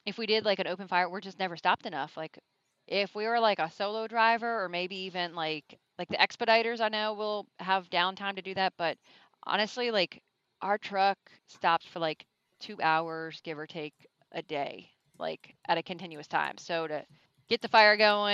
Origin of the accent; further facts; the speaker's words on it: Maryland, United States; I'm from Maryland